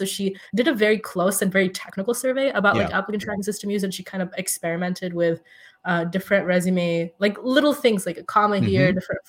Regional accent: Saudi Arabia; also born or lived in India; growing up in Saudi Arabia and being ethnically Indian and living in India for a few years as well, I feel we had a fairly privileged life.

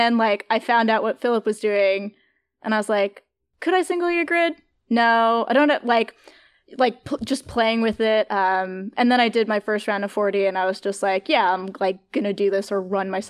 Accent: Northeast, United States; Like, I'm from the Northeast, and I have sort of that, like, Northeast peak bagging knowledge.

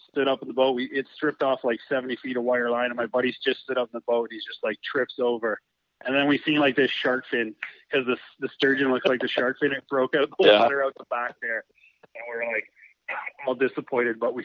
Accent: Burlington, Ontario, Canada; My hometown is Burlington, Ontario

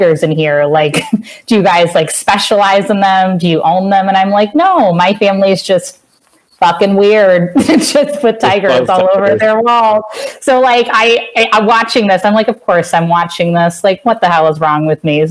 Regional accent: Cincinnati, Ohio, United States; I'm from Cincinnati

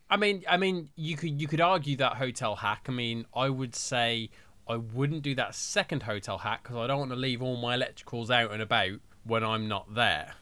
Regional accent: Birmingham, West Midlands, United Kingdom; I'm from Birmingham

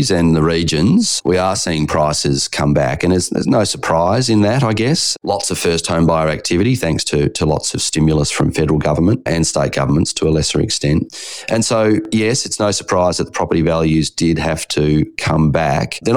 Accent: Perth, Western Australia, Australia; My hometown of Perth

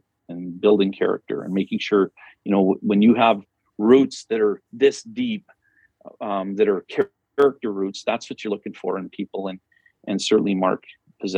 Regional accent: Flin Flon, Manitoba, Canada; moved away; also born or lived in Humboldt; Flin Flon, which is my hometown.

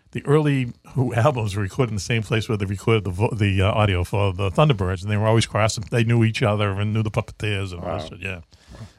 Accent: Boston, Massachusetts, United States; I'm from Boston.

